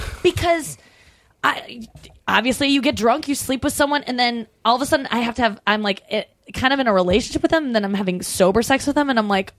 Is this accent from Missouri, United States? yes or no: yes; St. Louis, Missouri, United States; St. Louis.